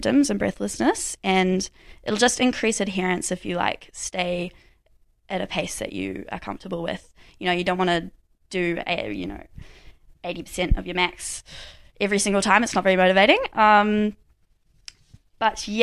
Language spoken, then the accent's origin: English; Kerikeri, Northland, New Zealand; now in Dunedin, New Zealand; I'm from Kirikiri, so right up north